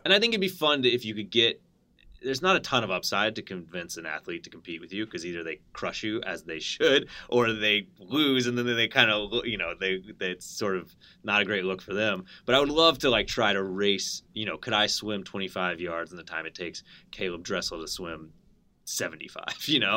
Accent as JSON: {"language": "English", "region": "Connecticut", "country": "United States", "tie": "born or raised there", "said": "I grew up in Connecticut"}